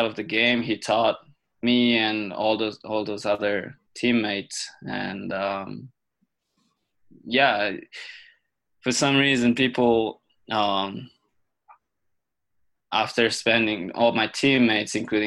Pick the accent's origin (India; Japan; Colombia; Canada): Japan; moved away as an adult; also born or lived in United States; growing up in Japan, playing squash was pretty tough